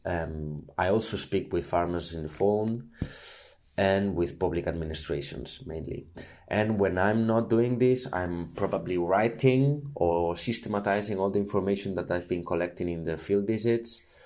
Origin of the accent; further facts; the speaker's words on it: Barcelona, Catalonia, Spain; I'm from Barcelona